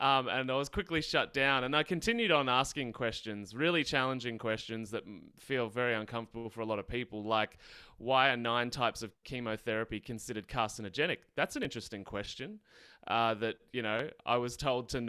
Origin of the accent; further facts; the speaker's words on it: Australia; accent: Australian; So I'm in Australia, obviously can tell by my accent. I grew up in the countryside